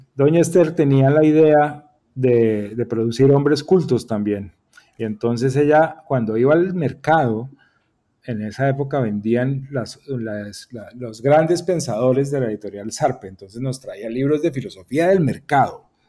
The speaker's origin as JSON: {"language": "Spanish", "town": "Bucaramanga", "region": "Santander", "country": "Colombia", "tie": "born or raised there", "also_born_or_lived": "Bogotá", "moved": "yes", "lives_now": "Panama", "said": "Mi padre era gerente de un equipo de fútbol en mi ciudad natal. Eh, mi papá era gerente del Atlético Bucaramanga"}